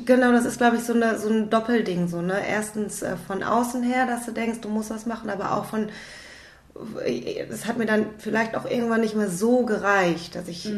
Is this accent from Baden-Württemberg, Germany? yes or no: no; Düsseldorf, North Rhine-Westphalia, Germany; ich bin aus Düsseldorf im Tanzhaus NRW